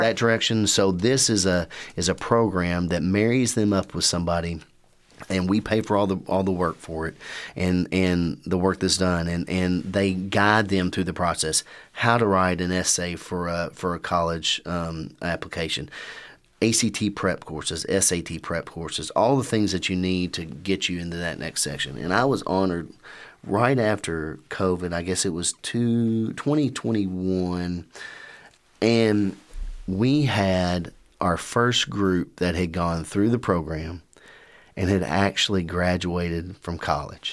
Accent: Winchester, Kentucky, United States; also born or lived in Louisville, Kentucky / Lexington, Kentucky; I'm born and raised in Winchester

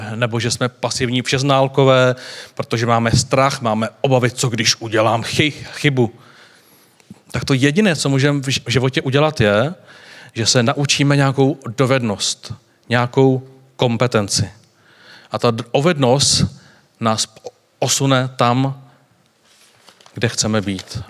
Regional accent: Czechia

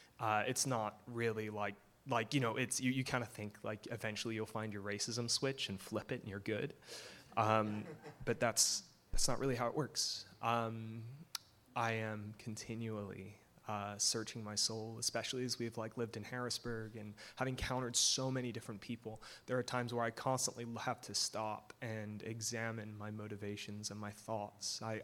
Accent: England, United Kingdom; now in United States; Hi, I don't sound it, but I'm from England, and I'll explain later.

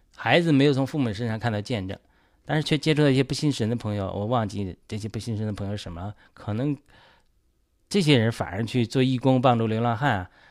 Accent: China; 我是第一代得救的基督徒，好像就，作为中国人第一代基督徒

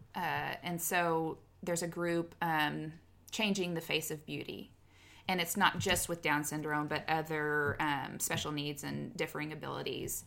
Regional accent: Kansas, United States; moved away as an adult; now in Oklahoma, United States; born and raised in Kansas, and then moved to Oklahoma for job

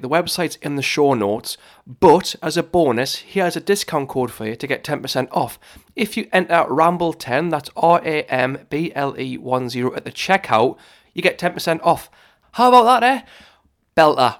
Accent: Newcastle upon Tyne, North East England, United Kingdom; accent: Geordie

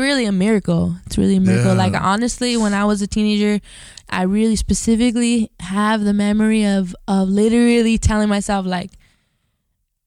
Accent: Highland Park, United States; we grew up in Highland Park

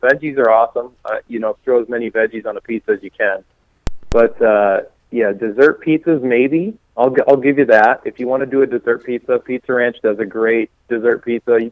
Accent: Rapid City, South Dakota, United States; also born or lived in New Underwood, South Dakota; I grew up in the Black Hills of South Dakota, where we just were last weekend. I grew up in Rapid City area.

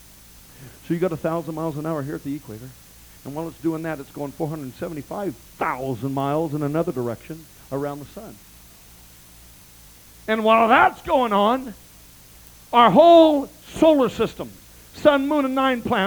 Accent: United States; I am a very proud American.

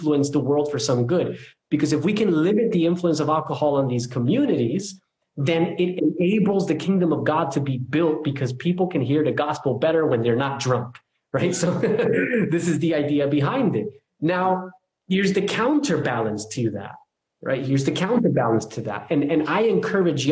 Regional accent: New Jersey, United States; I'm from New Jersey

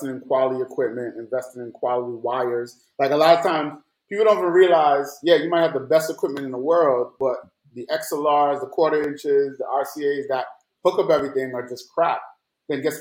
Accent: Jamaica; also born or lived in New York; now in Atlanta, United States; growing up in Jamaica

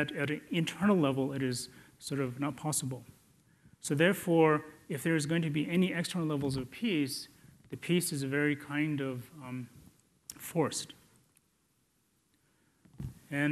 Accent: India; I was born in India

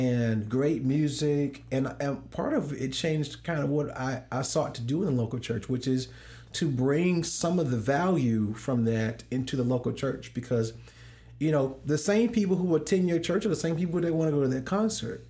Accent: St. Louis, Missouri, United States; now in Dallas, United States; I'm from Saint Louis

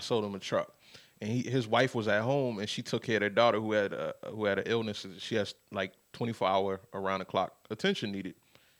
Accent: New York, United States; I'm from New York.

